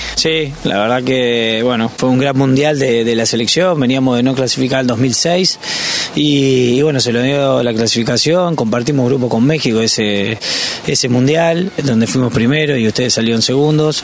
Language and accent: Spanish; Uruguay; moved away; soy uruguayo